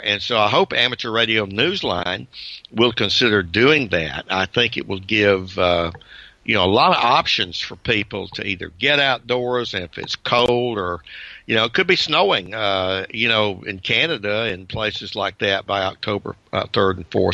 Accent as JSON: {"language": "English", "region": "Georgia", "country": "United States", "said": "I'm from Georgia"}